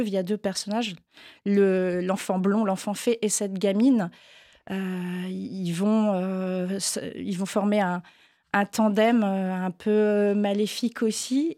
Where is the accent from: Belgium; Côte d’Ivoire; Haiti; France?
France; Granville, Normandy; now in Paris, France; j'ai grandi à Granville, qui est une petite ville euh, un peu plus au sud